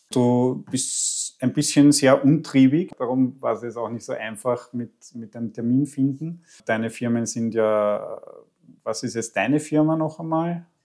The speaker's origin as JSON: {"language": "German", "region": "Tyrol", "country": "Austria", "said": "ich komme aus Tirol"}